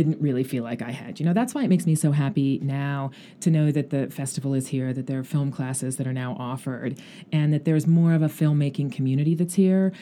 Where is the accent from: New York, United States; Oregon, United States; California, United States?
Oregon, United States; Klamath Falls; moved away as an adult; also born or lived in Anchorage, Alaska; now in Los Angeles, United States; I grew up most of my childhood in Klamath Falls. I was born in Anchorage, Alaska